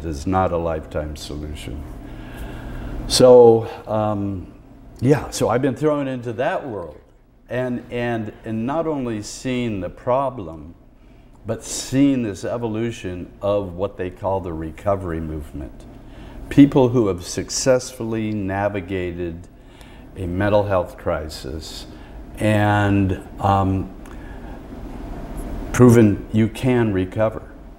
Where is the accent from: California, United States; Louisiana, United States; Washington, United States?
Washington, United States; Seattle; I met a young kid in my hometown of Seattle